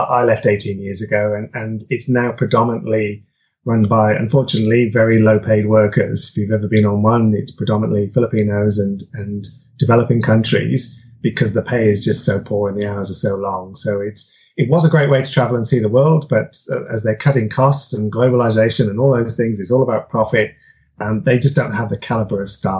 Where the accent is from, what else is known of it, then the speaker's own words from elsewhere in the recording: United Kingdom; I'm originally from United Kingdom, but my parents traveled around quite a bit within there.